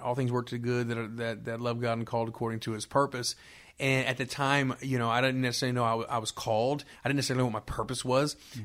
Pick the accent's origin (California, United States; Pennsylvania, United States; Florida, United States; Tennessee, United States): Florida, United States; Miami; now in Greensboro, United States; born and raised in Miami, Florida